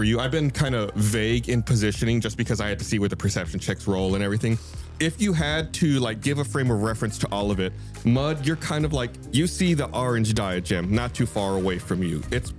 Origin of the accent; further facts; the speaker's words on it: South Texas, United States; I grew up in South Texas.